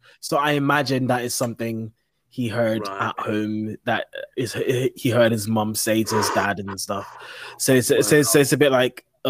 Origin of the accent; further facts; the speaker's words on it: London, United Kingdom; moved away as an adult; now in Scotland, United Kingdom; I grew up in London and worked in London.